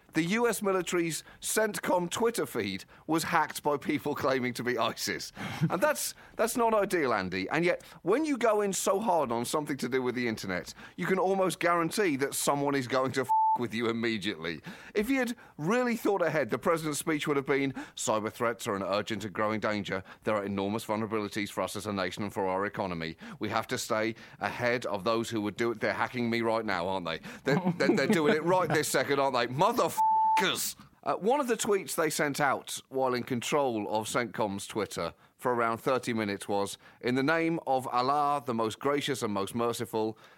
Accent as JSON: {"language": "English", "town": "Birmingham", "region": "West Midlands", "country": "United Kingdom", "tie": "born or raised there", "said": "I was born in Birmingham. I love that city"}